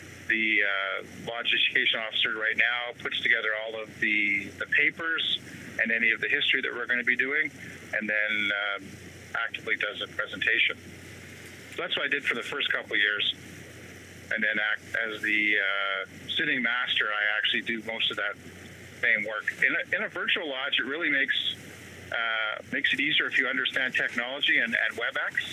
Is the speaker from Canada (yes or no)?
yes; Burlington, Ontario, Canada; also born or lived in Winnipeg, Manitoba; I hail from Burlington, Ontario, Canada